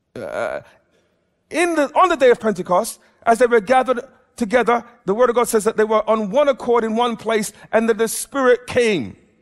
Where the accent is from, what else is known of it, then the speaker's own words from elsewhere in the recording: England, United Kingdom; I'm an Englishman, I am, I've been brought up in an Afro-Caribbean background